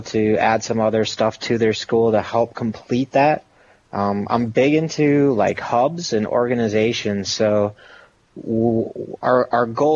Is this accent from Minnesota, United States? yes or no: yes; Rochester, Minnesota, United States; I was born and raised in Rochester, Minnesota